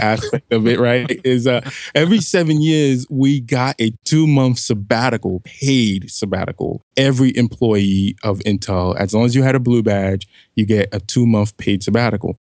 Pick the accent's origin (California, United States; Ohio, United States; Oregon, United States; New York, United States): New York, United States; New York City; moved away as an adult; also born or lived in New Mexico; I'm a kid from Brooklyn, New York, near the Flatbush area.